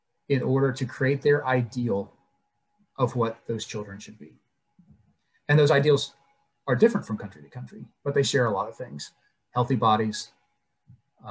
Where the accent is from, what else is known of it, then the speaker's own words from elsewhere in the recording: United States; growing up in the United States